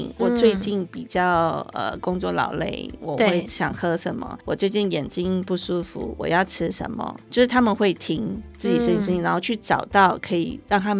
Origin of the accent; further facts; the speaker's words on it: Hong Kong; 那我一锅汤煲起来，我们香港人的锅子大概有，像我们那时候有十公升，有五公升。